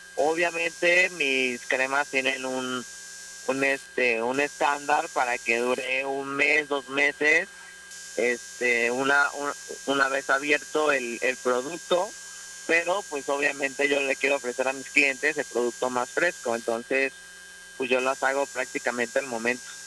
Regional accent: Mexico; como mexicanos

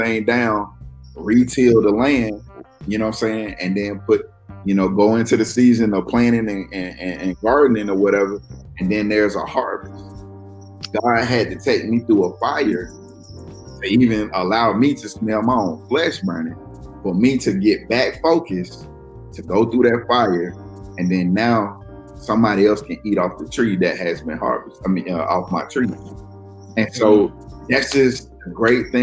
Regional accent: the South, United States; I'm from the South

